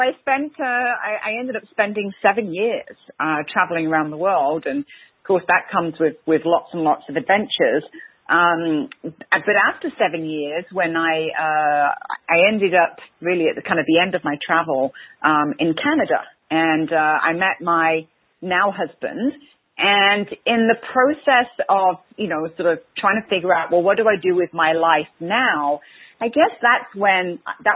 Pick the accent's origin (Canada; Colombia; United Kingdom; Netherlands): United Kingdom; England; I'm English, so what happens with the Great Brits is we have this stiff upper lip.